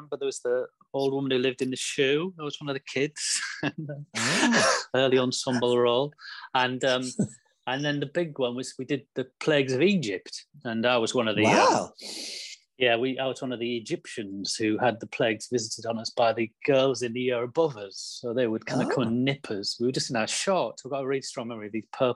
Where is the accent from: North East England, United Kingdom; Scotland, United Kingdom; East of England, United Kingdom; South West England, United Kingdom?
North East England, United Kingdom; Billingham; also born or lived in Haverton Hill; I moved there.